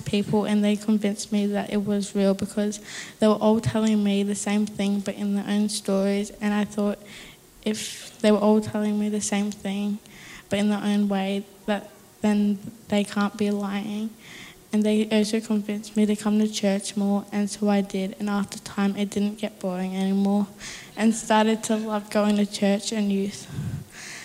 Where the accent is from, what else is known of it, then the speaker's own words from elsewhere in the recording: Melbourne, Victoria, Australia; also born or lived in Warrnambool; I grew up in Melbourne, then moved to Warrnambool